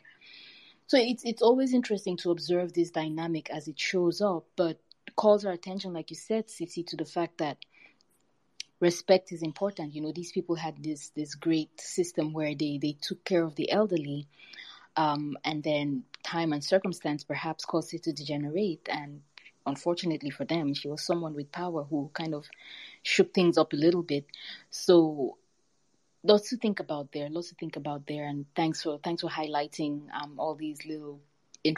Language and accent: English; Cameroon; growing up in Cameroon